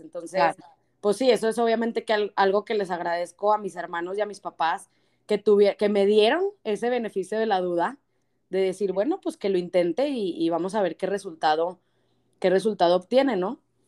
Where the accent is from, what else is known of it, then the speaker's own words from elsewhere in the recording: Torreón, Coahuila, Mexico; Torreón, de donde soy yo